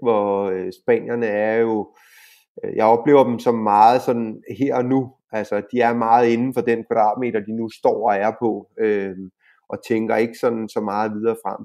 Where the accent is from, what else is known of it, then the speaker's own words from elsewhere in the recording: Denmark; now in Spain; vi som danskere